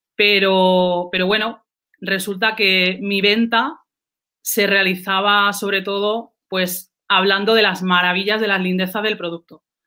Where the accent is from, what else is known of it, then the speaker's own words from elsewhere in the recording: Andalusia, Spain; soy andaluza, no, no, lo puedo negar